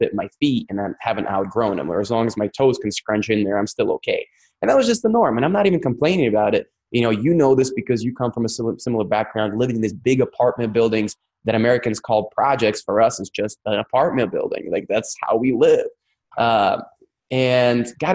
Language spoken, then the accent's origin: English; Crimea, Ukraine; accent: Russian; English is a second language; now in United States; I was raised in Ukraine, which is now Russia. So it was Russia, then it became Ukraine. Now it's Russia again. It's Crimean Peninsula